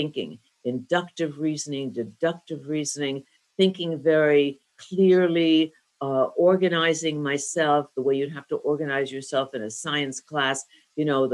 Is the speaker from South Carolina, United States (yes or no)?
no; Northern New Jersey, United States; I grew up in Northern New Jersey